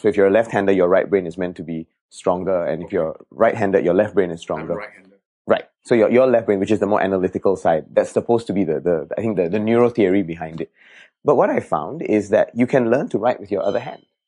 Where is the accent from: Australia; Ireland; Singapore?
Singapore; I was born in Jalan Kayu for a couple of years, and we stayed there. And then after that, we moved to Bedok North, and then we moved here after that when I was seven